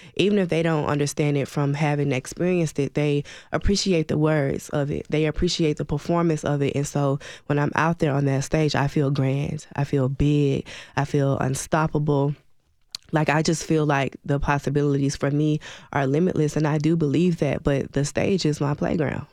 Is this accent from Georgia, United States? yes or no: yes; Atlanta, Georgia, United States; moved away as an adult; also born or lived in Birmingham, Alabama / Clarksville, Tennessee; now in Nashville, United States; I was born in Birmingham, Alabama, raised in Atlanta, Georgia